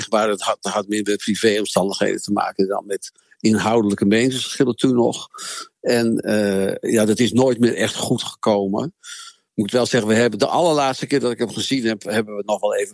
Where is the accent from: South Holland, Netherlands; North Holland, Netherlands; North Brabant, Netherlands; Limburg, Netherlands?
North Holland, Netherlands; Amsterdam; Nou, ik kwam uit Amsterdam in Groningen wonen